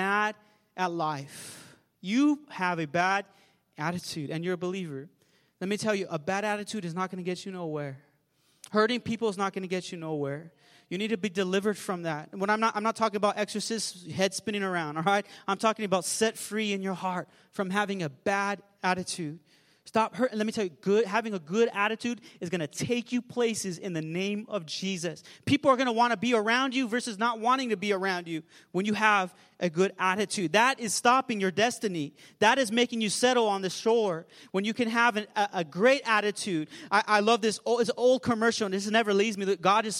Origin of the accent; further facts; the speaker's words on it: Pomona, California, United States; where I'm from, the San Gabriel Valley. I was raised in Pomona